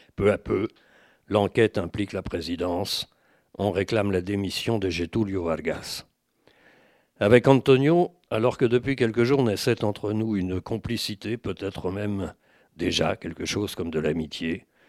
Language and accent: French; France; je suis français